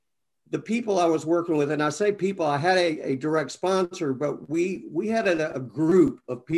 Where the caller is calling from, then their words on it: Destin, Florida, United States; also born or lived in Atlanta; I'm actually in Destin, Florida right now, and I kind of bounce back and forth between here and Atlanta.